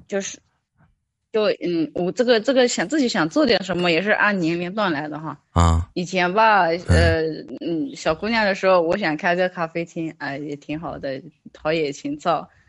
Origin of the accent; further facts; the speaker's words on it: Yunnan, China; 我来自云南